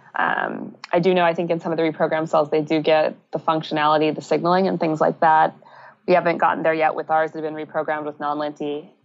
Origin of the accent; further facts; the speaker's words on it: United States; moved away as an adult; now in British Columbia, Canada; I'm originally from the States